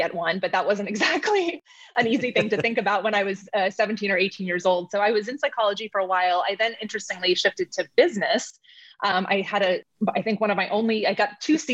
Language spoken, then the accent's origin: English; Phoenix, Arizona, United States; I was born and raised in Phoenix